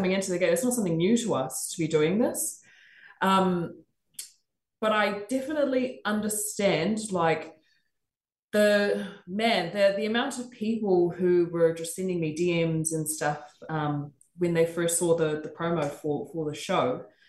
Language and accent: English; Australia; even when I was growing up in Australia and not seeing any form of Pacifica representation